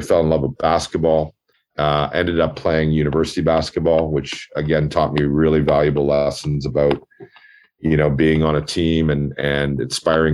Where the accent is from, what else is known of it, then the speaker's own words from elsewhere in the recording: Toronto, Ontario, Canada; my family immigrated to Canada from Ireland, and I grew up in Scarborough